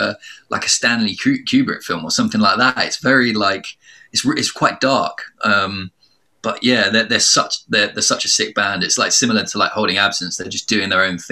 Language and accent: English; Ireland; I grew up in Ireland